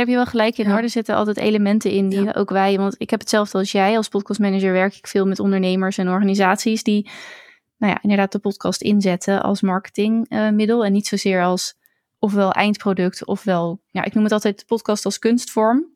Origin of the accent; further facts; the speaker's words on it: Netherlands; also born or lived in Zoetermeer; ik als Nederlander